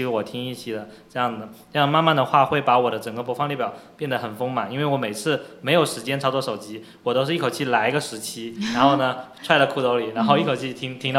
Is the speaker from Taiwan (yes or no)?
no; Fujian, China; 对，就就挺好的，但是我们福建人又没有福建口音。